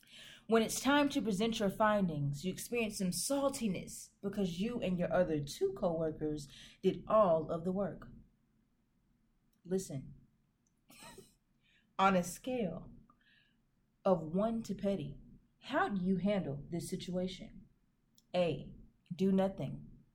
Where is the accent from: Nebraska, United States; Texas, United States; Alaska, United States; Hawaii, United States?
Texas, United States; Dallas; now in Baton Rouge, United States; This is your girl … in Baton Rouge, Louisiana, but from Dallas, Texas.